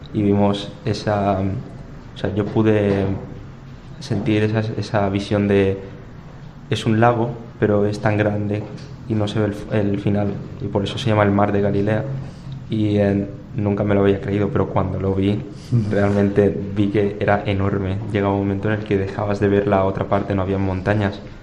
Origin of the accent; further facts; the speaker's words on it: Torrent, Valencian Community, Spain; soy de Torrent